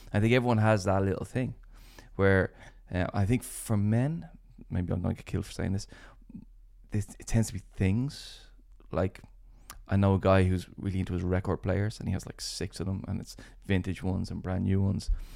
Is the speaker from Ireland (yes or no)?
yes; Ireland; as Irish people